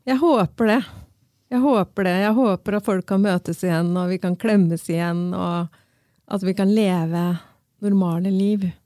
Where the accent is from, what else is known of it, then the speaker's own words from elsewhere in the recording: Rygge, Østfold, Norway; Jeg er fra Rygge.